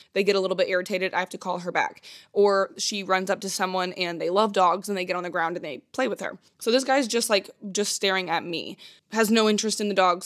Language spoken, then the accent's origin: English; Indiana, United States; I'm from Indiana